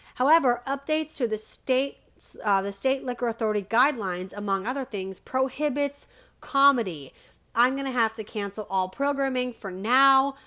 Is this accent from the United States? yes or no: yes; Denver, Colorado, United States; in Denver because I'm from Denver